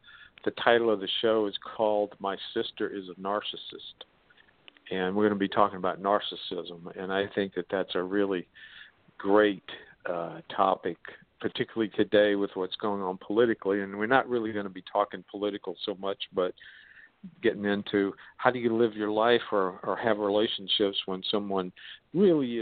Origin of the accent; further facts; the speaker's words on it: the South, United States; accent: southern; that's my southern accent